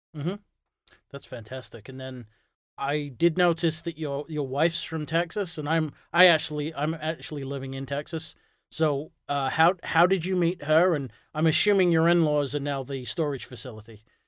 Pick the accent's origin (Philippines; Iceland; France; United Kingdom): United Kingdom; England; moved away as an adult; now in United States; I'm, I'm originally from England, so I moved to, um, the U S because of my wife.